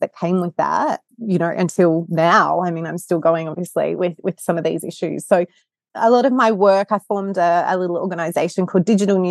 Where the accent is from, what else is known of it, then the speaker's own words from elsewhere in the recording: Sydney, New South Wales, Australia; I am from Sydney and sitting in a hotel room in LA right now